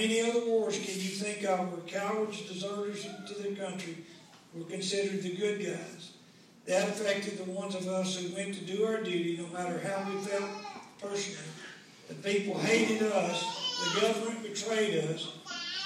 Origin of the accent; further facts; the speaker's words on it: Omaha, Nebraska, United States; I was raised here in Naples and Omaha